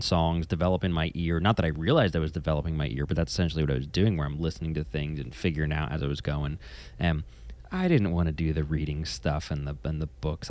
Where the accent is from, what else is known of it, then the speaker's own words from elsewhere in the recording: New Jersey, United States; I'm from New Jersey